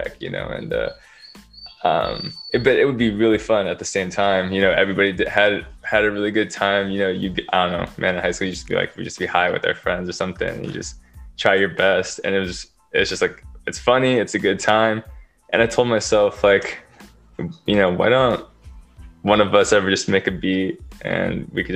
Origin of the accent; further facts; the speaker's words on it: Beaverton, Oregon, United States; now in California, United States; I'm from Oregon, Beaverton to be more exact, but currently living in California